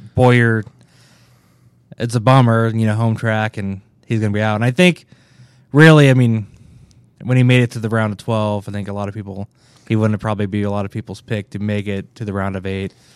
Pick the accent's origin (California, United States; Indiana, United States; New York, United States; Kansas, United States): Kansas, United States; Kansas City; I grew up in Kansas City, Kansas.